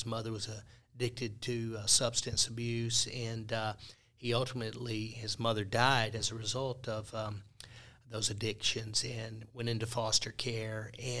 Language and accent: English; Falkner, Mississippi, United States; accent: Mississippi; also born or lived in St. Louis, Missouri / Corinth, Mississippi; Yeah, a little bitty town. My hometown is Faulkner, Mississippi